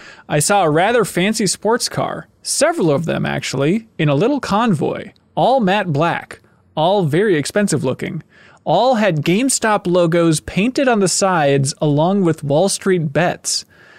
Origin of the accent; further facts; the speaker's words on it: Minnesota, United States; accent: Minnesotan; the Minnesotan, like, bag, apparently we say bag weird